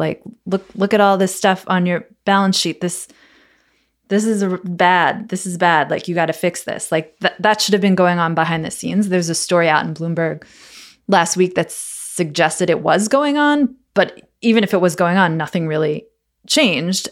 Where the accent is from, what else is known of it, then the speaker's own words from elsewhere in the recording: United States; I'm an American